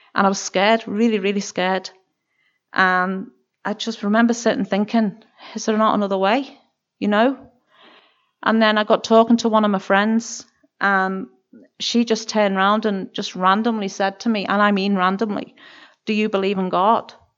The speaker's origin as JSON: {"language": "English", "town": "Birkenhead", "region": "North West England", "country": "United Kingdom", "tie": "born or raised there", "moved": "as an adult", "lives_now": "Kilkeel, United Kingdom", "said": "I'm originally from Barking Head, which is over the water from Liverpool in England"}